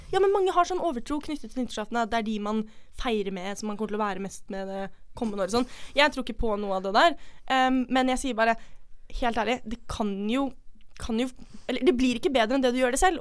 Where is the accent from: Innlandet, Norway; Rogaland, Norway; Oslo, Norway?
Oslo, Norway; moved away; vi er fra Oslo, begge to. Eh, vi gikk på samme videregående